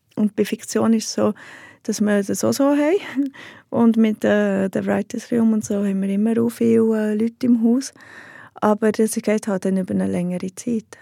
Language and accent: German; Heiligenschwendi, Bern, Switzerland; Im Berner Oberland, einem kleinen Bauerndorf